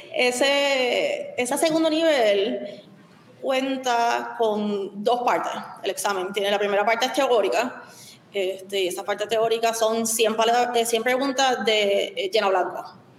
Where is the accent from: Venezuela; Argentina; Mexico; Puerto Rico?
Puerto Rico; also born or lived in Chicago / San Francisco